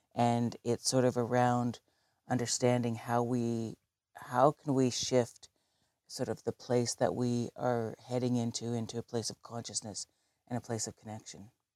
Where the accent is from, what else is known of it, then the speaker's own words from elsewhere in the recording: Southern Ontario, Canada; now in Galiano Island, Canada; I grew up in Southern Ontario.